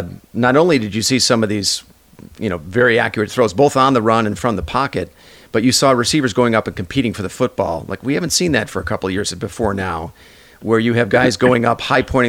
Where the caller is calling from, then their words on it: San Francisco, California, United States; I'm calling in from San Francisco.